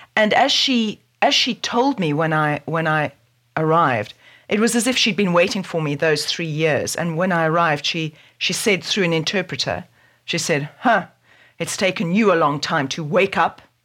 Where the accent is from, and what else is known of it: South Africa; born or raised there